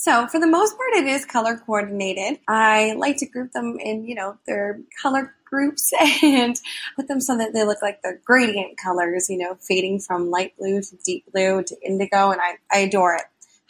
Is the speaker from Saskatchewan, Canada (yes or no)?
no; Toronto, Ontario, Canada; Hi, Anne. … I'm from Toronto, Ontario, Canada.